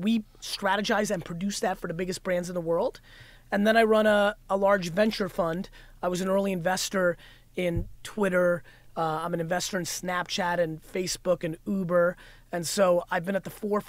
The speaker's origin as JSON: {"language": "English", "region": "New Jersey", "country": "United States", "tie": "born or raised there", "also_born_or_lived": "Russia", "said": "I grew up in Jersey"}